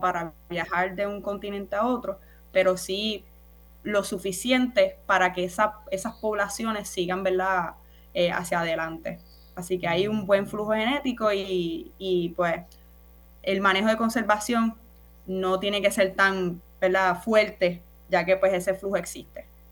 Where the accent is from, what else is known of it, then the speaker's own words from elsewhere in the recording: Naranjito, Puerto Rico; soy del pueblo de Naranjito. Yo oh. soy de las montañas, del campo